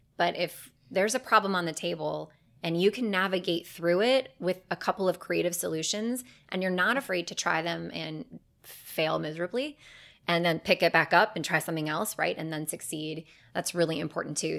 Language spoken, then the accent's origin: English; Cleveland, Ohio, United States; moved away as an adult; now in Charlotte, United States; my hometown of Cleveland